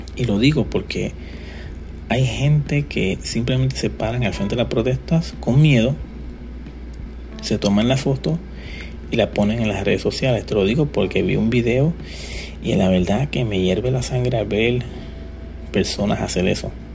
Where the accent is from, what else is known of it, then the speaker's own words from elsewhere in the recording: Puerto Rico; yo soy puertorriqueño y soy joven